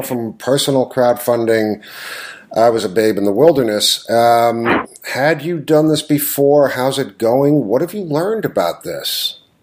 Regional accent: New York, United States; I grew up in New York. I've ridden the A train countless times.

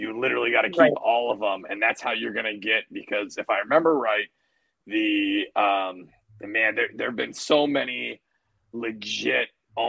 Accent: a suburb of Seattle, Washington, United States; I'm originally from a suburb of Seattle.

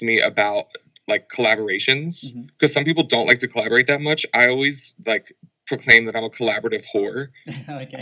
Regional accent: Philadelphia, Pennsylvania, United States; now in Los Angeles, United States; I'm from Philadelphia. I live in Los Angeles currently.

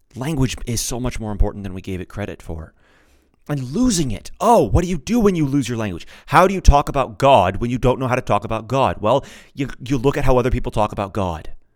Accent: United States; I'm an American. I speak English.

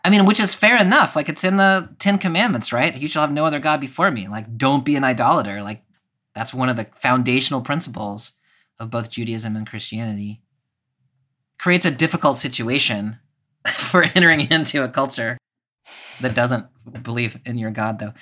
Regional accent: the South, United States; growing up in the South

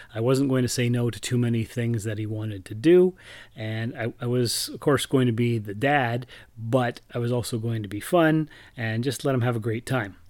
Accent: Sault Ste. Marie, Ontario, Canada; moved away; also born or lived in Timmins; I moved from Timmins back to my hometown of Sault Ste. Marie at the beginning of April

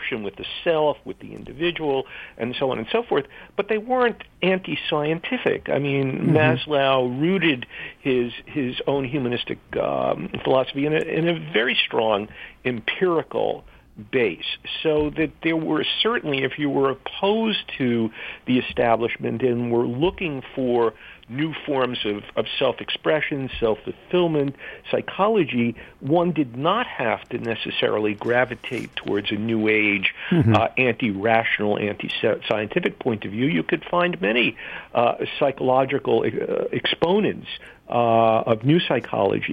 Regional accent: New York City, New York, United States; growing up in New York City

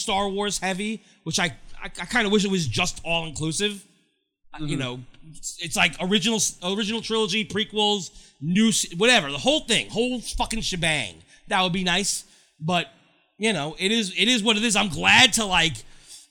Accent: New York, United States; I'm from New York.

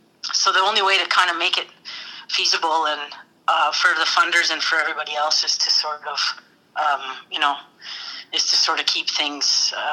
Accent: Whitehorse, Yukon, Canada; I'm a writer and a storyteller. I was born and raised in Whitehorse, Yukon Territory, I'm a third generation Yukoner. Both sets of my grandparents moved up in 1942 and 1949, respectively.

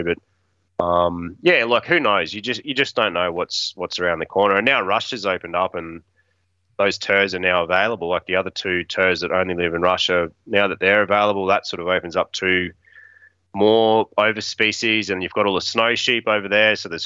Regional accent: Australia; accent: Australian; being an Aussie

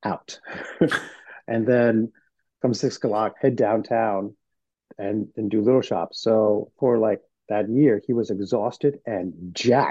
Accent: New York, United States; I live in New York, and I grew up in Central Harlem

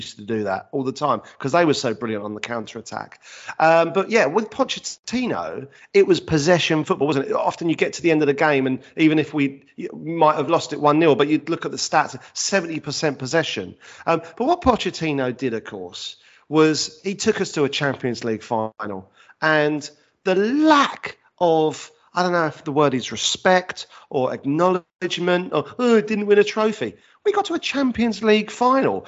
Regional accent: London, United Kingdom; moved away as an adult; now in Leigh-on-Sea, United Kingdom; I grew up in South East London

